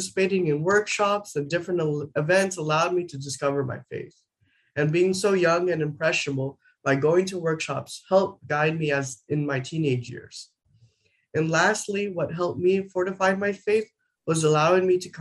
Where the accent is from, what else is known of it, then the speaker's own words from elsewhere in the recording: Arizona, United States; also born or lived in New Mexico; I was born in New Mexico and raised in Arizona